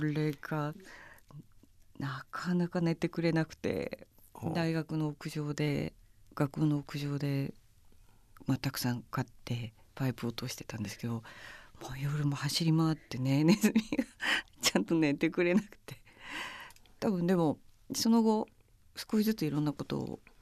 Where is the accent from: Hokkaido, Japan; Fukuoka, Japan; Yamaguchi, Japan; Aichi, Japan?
Hokkaido, Japan; 私北海道の人間